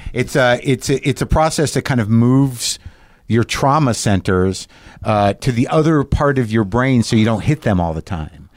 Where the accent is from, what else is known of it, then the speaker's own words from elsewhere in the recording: Albuquerque, New Mexico, United States; moved away; I was growing up in Albuquerque, New Mexico